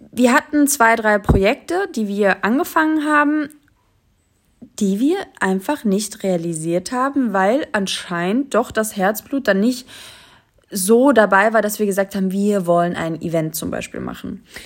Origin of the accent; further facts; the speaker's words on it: Germany; ich bin ja schon in Deutschland geboren, meine Mutter auch